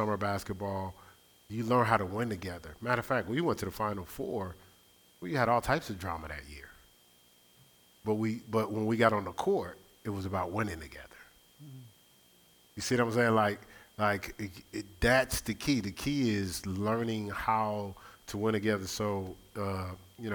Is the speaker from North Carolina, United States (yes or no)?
no; Newark, New Jersey, United States; moved away; I grew up in Newark, New Jersey